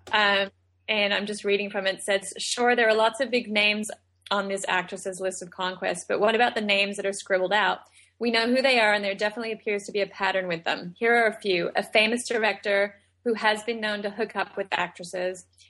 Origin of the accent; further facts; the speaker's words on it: Australia; moved away; I was born and raised in Australia